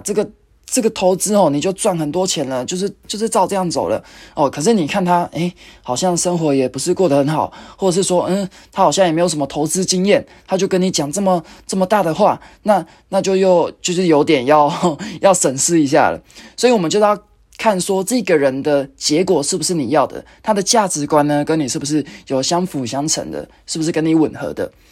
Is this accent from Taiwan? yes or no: yes; Taichung, Taiwan; moved away; 我回去台中，因为我是台中人，那就是去看爸妈，看阿嬷